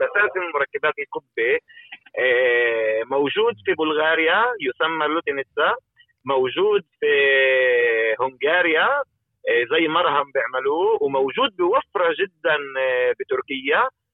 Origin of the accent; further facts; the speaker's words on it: Palestine; احنا كفلسطينيين